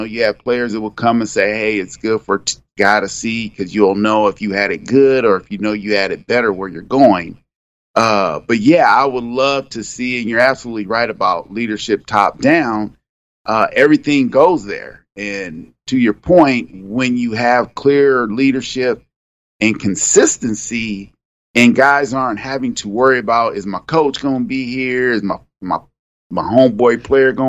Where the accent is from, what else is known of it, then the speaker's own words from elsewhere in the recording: California, United States; I'm in California, and I'm at Fresno State, and I'm like 2 hours, you know, south of my hometown